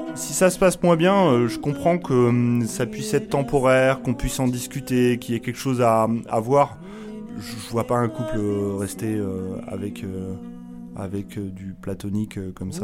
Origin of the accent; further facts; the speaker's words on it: Pays de la Loire, France; now in Paris, France; je viens euh, des Pays de la Loire, maintenant je travaille à Paris